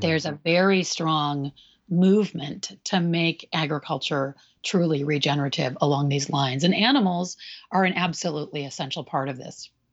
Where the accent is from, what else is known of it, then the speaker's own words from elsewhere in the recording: Michigan, United States; moved away as an adult; now in California, United States; I'm from Michigan. So we're sort of two Midwesterners